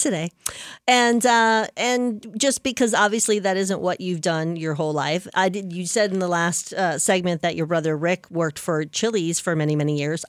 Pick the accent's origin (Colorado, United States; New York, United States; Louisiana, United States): Louisiana, United States; New Orleans; moved away; I am from New Orleans